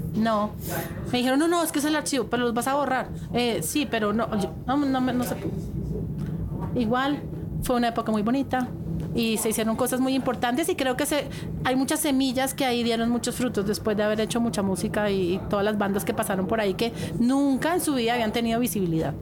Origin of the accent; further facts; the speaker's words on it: Colombia; te ven a ti como colombiano